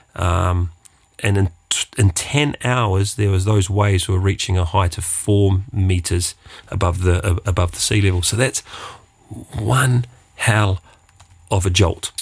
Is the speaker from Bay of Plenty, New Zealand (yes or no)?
no; Wellington, New Zealand; moved away as an adult; now in Luxembourg; I come from Wellington